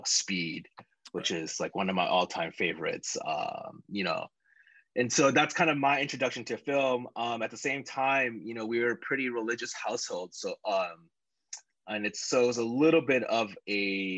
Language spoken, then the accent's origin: English; Chicago, Illinois, United States; moved away; I'm just some guy from Chicago